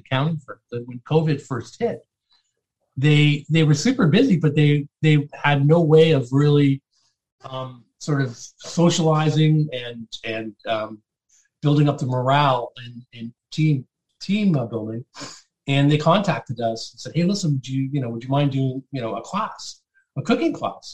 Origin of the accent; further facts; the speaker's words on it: St. Catharines, Ontario, Canada; also born or lived in Port Colborne, Ontario; we moved actually from Port Colborne into St. Catharines when I was fairly young. And that's where I grew up.